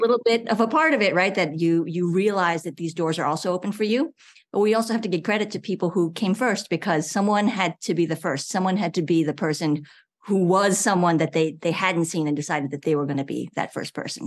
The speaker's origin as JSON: {"language": "English", "region": "New York", "country": "United States", "tie": "born or raised there", "moved": "yes", "lives_now": "Georgia, United States", "said": "I grew up in New York"}